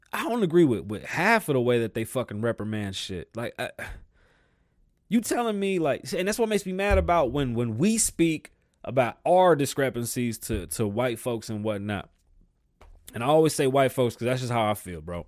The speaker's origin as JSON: {"language": "English", "region": "New York", "country": "United States", "tie": "born or raised there", "said": "I'm from New York, you know, there's Jamaicans, there was Japanese folks, Cubans, Dominicans, Puerto Ricans, Irish, Jewish, uh, Armenians, you name it, we had it"}